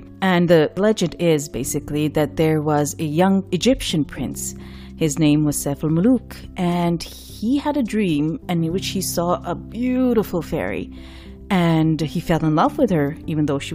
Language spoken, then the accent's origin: English; Karachi, Sindh, Pakistan; moved away; the city of Karachi, the city I grew up in Pakistan